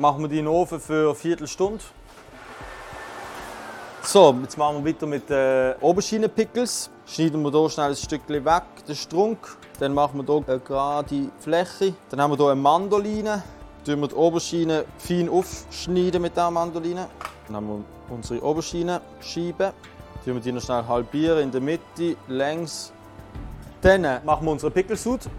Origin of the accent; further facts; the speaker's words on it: Basel, Basel-Stadt, Switzerland; bin 29, ich komme aus Basel und bin seit Ende 2020 Küchenchef im Restaurant Kraft.